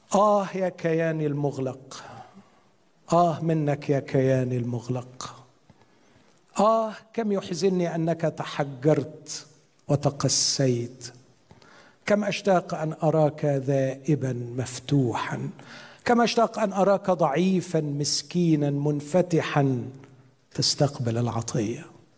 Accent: Upper Egypt, Egypt; عندنا في الصعيد

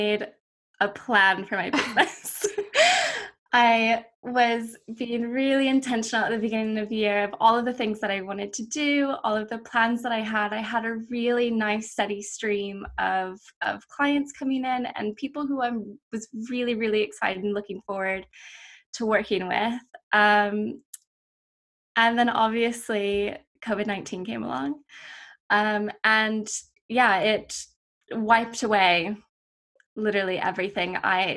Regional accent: United States; moved away as an adult; also born or lived in North Carolina / Florida; now in United Kingdom; I spent sort of half of my time between North Carolina and Florida

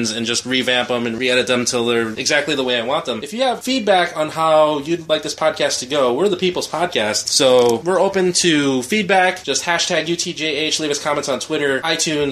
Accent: Philippines; moved away; I'm from the Philippines

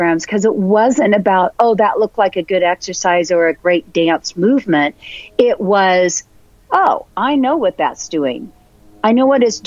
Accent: Northern California, United States; also born or lived in Chico, California; now in San Diego, United States; I'm originally from Northern California

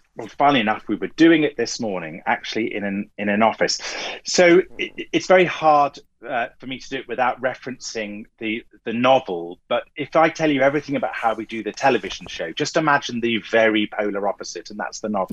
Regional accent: Clacton-on-Sea, East of England, United Kingdom; I grew up in Essex. Even in Clacton

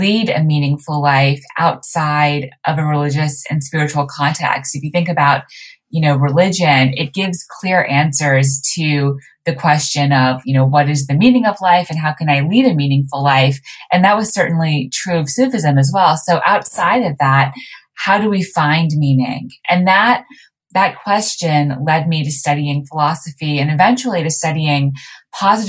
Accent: Montreal, Quebec, Canada; So I was raised in Montreal

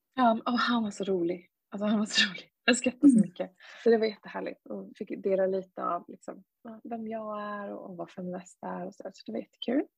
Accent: Sweden; som, som svensk

